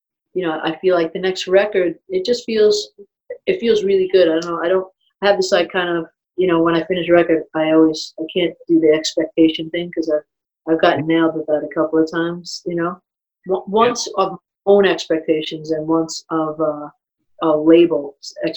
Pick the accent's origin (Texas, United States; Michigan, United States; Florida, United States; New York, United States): New York, United States; New York City; also born or lived in Long Island / Manhattan; I was born in Brooklyn and then was out there and then moved to Manhattan. So I kind of consider Manhattan, Brooklyn, my roots